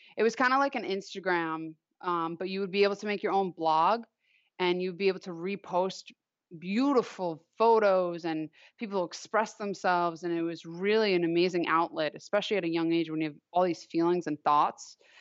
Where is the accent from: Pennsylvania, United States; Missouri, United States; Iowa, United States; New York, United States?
New York, United States; Long Island; I grew up on Long Island